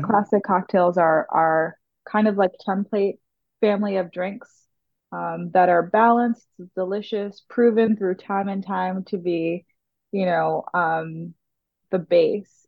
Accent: New York City, New York, United States; growing up in the Bronx

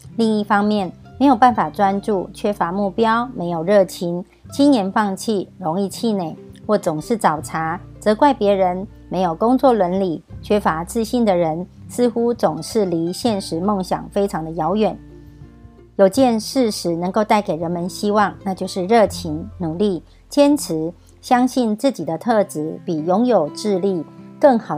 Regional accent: Miaoli County, Taiwan

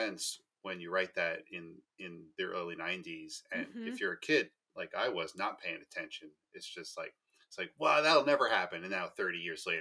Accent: Long Island, New York, United States; I grew up on Long Island

